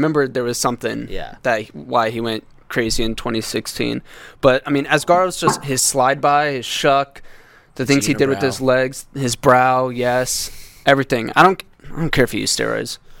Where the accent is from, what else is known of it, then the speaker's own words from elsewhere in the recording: Ames, Iowa, United States; since I'm from the Ames area